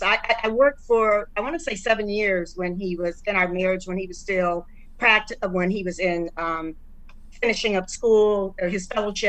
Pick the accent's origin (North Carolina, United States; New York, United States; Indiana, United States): Indiana, United States; Indianapolis; moved away as an adult; also born or lived in Houston, Texas; now in Dallas, United States; I was born and raised in Indianapolis, Indiana, and I left in 91. Okay. And moved to Dallas.